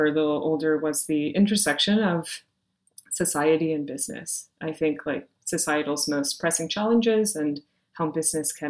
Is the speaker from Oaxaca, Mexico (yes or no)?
no; Monterrey, Nuevo León, Mexico; moved away; I grew up in Monterrey, Mexico